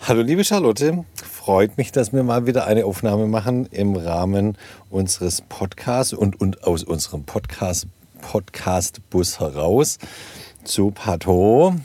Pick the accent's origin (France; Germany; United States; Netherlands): Germany; moved away; in den äh, Regionen, wo ich herkomme ursprünglich, so Alb und aus dem Bergland, wo es eben wenig Jod gibt.